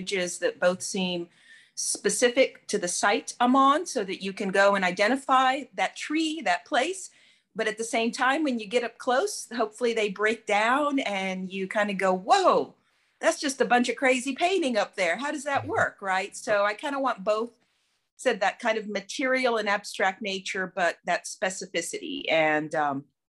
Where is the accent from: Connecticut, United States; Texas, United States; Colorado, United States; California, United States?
Texas, United States; Houston; also born or lived in Cuba; now in Florida, United States; I grew up in Houston